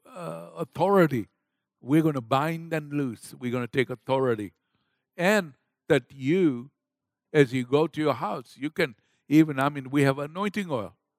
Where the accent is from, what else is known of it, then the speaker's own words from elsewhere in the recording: Kenya; moved away; I was raised up in Kenya, Africa